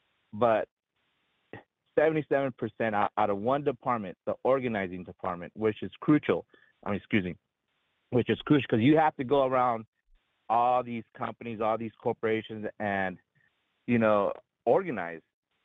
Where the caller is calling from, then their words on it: Anaheim, California, United States; over here in the happiest place on earth, called Anaheim, California